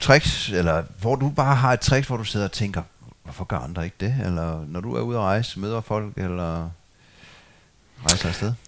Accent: Funen, Southern Denmark, Denmark; Jeg har også en skov, jeg er opvokset ved på Fyn

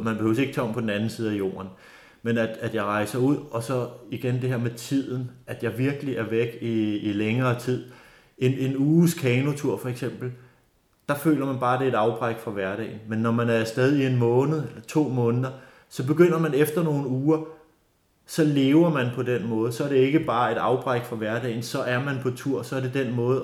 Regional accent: North Zealand, Capital Region of Denmark, Denmark; also born or lived in Bornholm; jeg er født og opvokset her i Nordsjælland i Lønge, en lille

